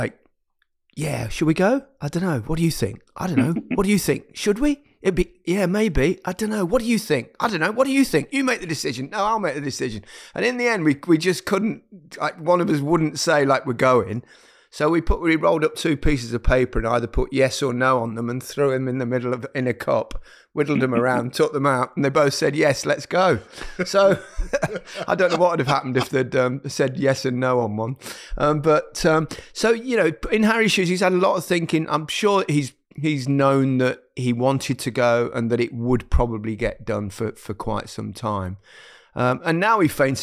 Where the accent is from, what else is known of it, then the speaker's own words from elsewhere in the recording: Leicester, East Midlands, United Kingdom; moved away as an adult; my hometown club, Leicester